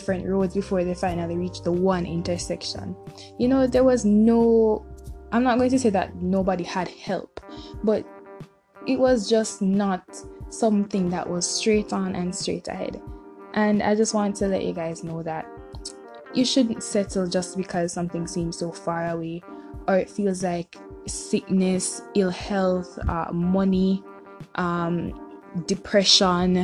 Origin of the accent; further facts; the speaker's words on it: Jamaica; us as Jamaican people